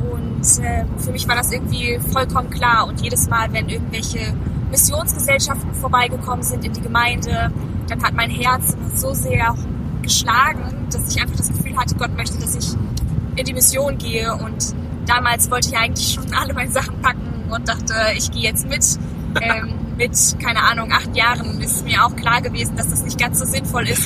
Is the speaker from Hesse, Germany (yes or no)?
no; Zossen, Brandenburg, Germany; also born or lived in Detmold; In Zossen, das ist in der Nähe von Berlin.